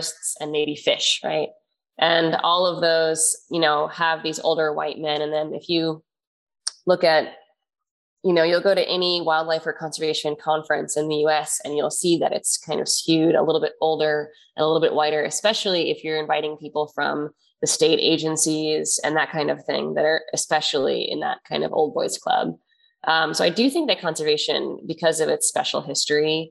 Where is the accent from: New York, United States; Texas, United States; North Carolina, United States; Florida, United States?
New York, United States; New York City; when I was a kid growing up in Queens in New York